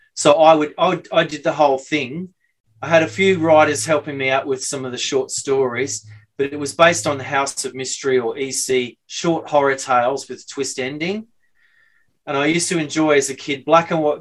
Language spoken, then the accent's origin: English; Brisbane, Queensland, Australia; also born or lived in London; now in Sydney, Australia; I'm from Brisbane, just incidentally. I lived in Sydney for like 30 years